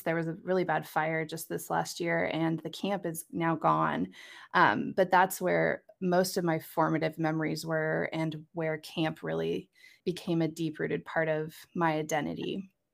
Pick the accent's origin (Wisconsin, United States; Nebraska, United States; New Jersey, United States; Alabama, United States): Nebraska, United States; Lincoln; moved away as an adult; also born or lived in Des Moines, Iowa; I am coming to you from Lincoln, Nebraska, I actually just moved back home. This is my hometown